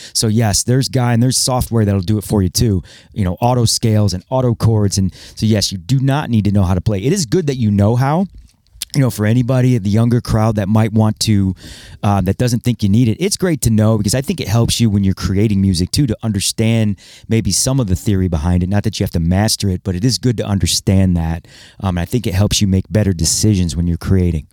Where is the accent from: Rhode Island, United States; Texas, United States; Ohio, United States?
Ohio, United States; Toledo; also born or lived in Cedar Rapids, Iowa; I was born in Iowa, Cedar Rapids, actually. And, you know, moved to Toledo in ninety-three